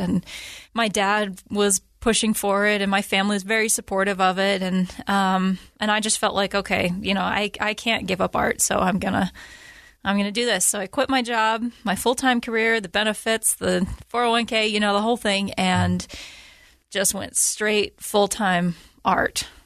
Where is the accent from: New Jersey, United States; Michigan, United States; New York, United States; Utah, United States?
Utah, United States; I was born and raised here in Utah